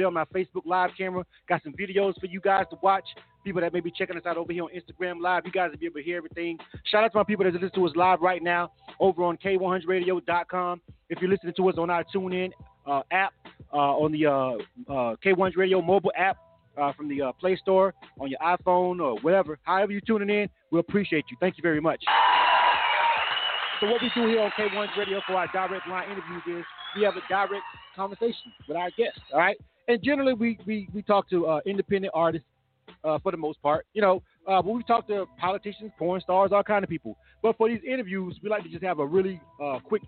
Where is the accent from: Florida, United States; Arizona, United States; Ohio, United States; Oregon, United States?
Florida, United States; Panama City; born or raised there; now in Atlanta, United States